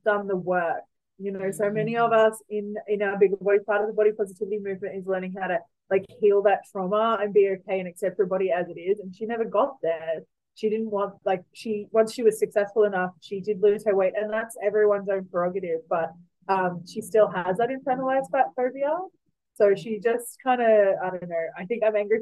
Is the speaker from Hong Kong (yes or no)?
no; Newcastle, New South Wales, Australia; I grew up in Newcastle.